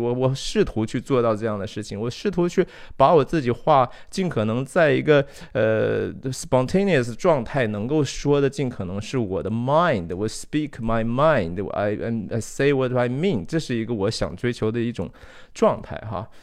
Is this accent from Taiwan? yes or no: no; China; moved away; 我自己当然是土生土长地，我在中国长大哈，三十多年